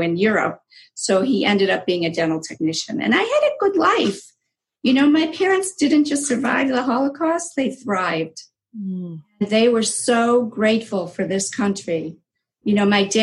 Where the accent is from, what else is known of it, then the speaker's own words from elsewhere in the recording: Cleveland, Ohio, United States; also born or lived in Israel; I was born in Israel. I came here when I was a year, and we're both from immigrant families. Yes. And my parents went to Cleveland, Ohio